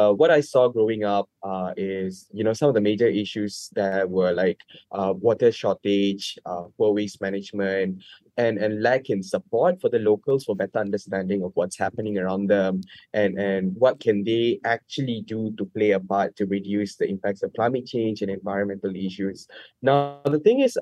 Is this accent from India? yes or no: no; Labuan, Malaysia; I grew up in Labuan